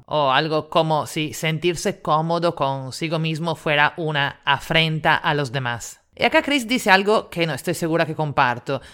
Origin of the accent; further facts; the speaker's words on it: Italy; now in Lima, Peru; italiana en Lima